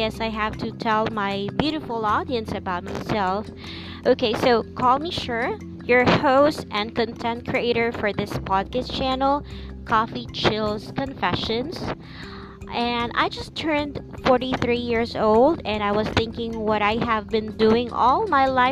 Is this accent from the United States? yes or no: no; Philippines; English is a second language; I'm a Filipino